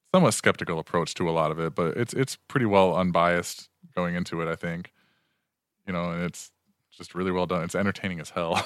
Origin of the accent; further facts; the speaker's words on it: Manistee, Michigan, United States; my hometown